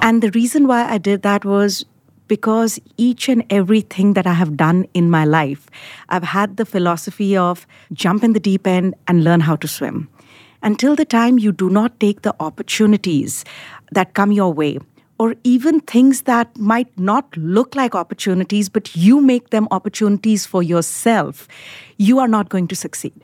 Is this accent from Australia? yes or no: no; India; moved away as an adult; now in United States; I was born in India, grew up in India, did my undergrad in India. And I came to the United States in nineteen ninety-eight